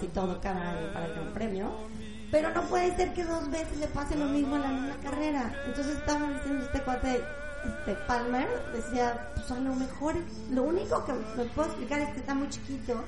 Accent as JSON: {"language": "Spanish", "country": "Mexico", "tie": "born or raised there", "said": "nosotros que crecimos en México"}